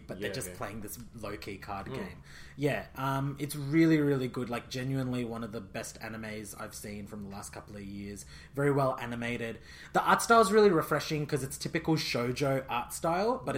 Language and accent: English; India; I'm Indian